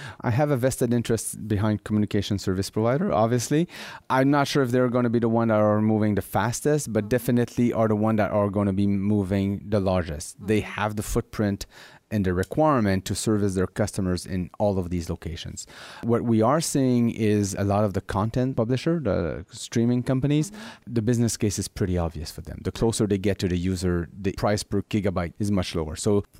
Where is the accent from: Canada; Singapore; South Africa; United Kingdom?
Canada; Montreal, Quebec; which is implemented right now in my hometown in Montreal